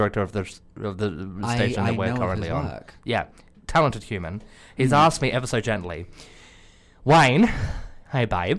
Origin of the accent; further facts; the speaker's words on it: Australia; Well, because I'm Australian and Brexit.